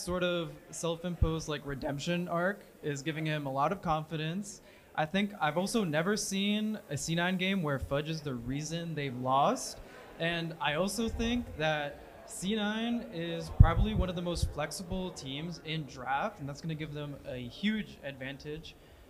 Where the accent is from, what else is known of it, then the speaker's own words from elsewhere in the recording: Westchester, New York, United States; now in Brooklyn, United States; I'm from Westchester, New York. I live in Brooklyn right now.